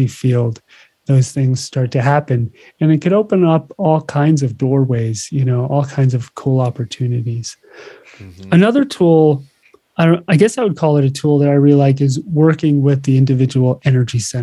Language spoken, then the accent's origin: English; New Jersey, United States; now in Hawaii, United States; I grew up in New Jersey